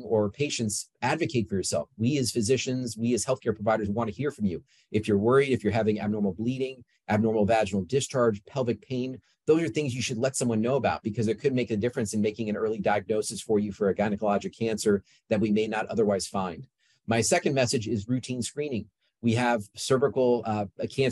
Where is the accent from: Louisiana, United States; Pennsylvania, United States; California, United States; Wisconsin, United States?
California, United States; Yorba Linda; moved away as an adult; I grew up in Yorba Linda